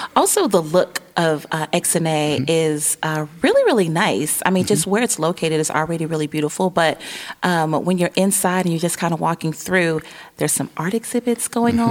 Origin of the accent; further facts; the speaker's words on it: Chicago, Illinois, United States; now in Northwest Arkansas, United States; Chicago, because that's my hometown